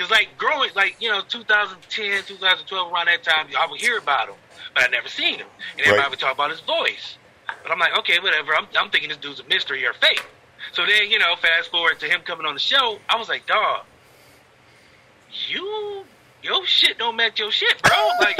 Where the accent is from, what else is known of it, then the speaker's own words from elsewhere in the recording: Akron, Ohio, United States; I grew up in Akron